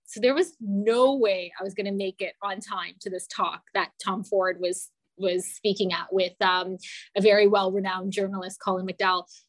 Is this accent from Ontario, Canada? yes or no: yes; London, Ontario, Canada; i grew up in london ontario